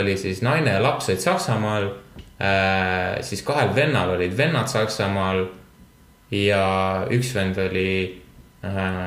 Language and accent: Estonian; Estonia; me oleme eestlased